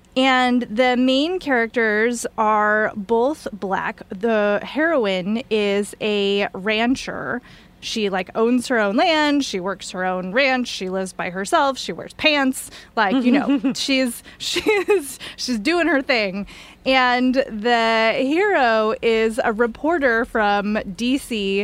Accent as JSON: {"language": "English", "region": "East Coast", "country": "United States", "said": "I'm from the East Coast"}